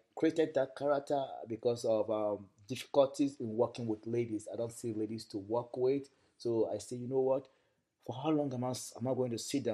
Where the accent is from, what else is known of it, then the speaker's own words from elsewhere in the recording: Kogi, Nigeria; I was born in the north. I'm from Kogi State.